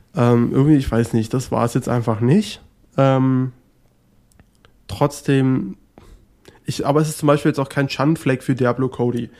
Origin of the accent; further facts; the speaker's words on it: near Potsdam, Brandenburg, Germany; ich bin da ganz in der Nähe aufgewachsen. Das ist da in der Nähe von Potsdam und genau da ähm, ist auch mein kleiner Heimatort